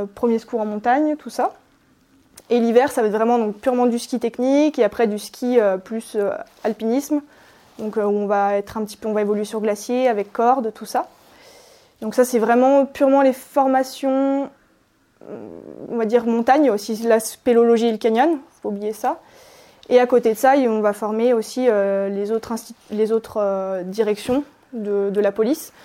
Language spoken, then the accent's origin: French; Maurienne, Auvergne-Rhône-Alpes, France; Je viens de Maurienne, à euh, Albi-Moron, c'est une petite station euh, à 1600 mètres